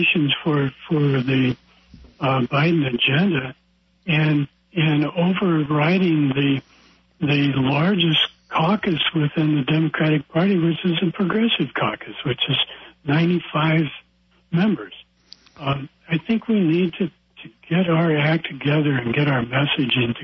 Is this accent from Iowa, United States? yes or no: yes; Iowa, United States; in my hometown in Iowa